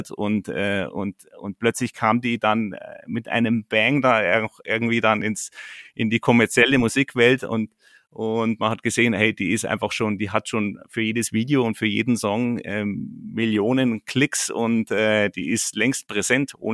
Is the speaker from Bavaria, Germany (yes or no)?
yes; Bad Tölz, Bavaria, Germany; born there; Ähm, ich bin Bayer durch und durch. Ich bin hier in Bad Hölz geboren und ich stehe voll zu meinen Wurzeln.